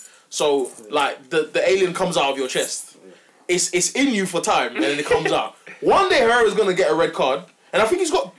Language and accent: English; Ghana; as a Ghanaian